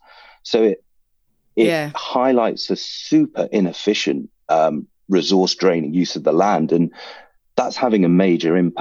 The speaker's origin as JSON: {"language": "English", "country": "United Kingdom", "said": "I'm a British Sri Lankan"}